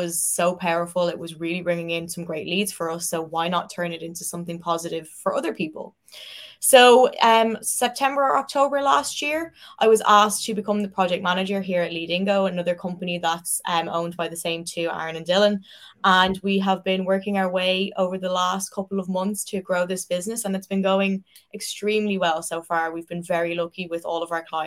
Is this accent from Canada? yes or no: no; Dublin, Leinster, Ireland; moved away as an adult; now in Belfast, United Kingdom; I'm originally from Dublin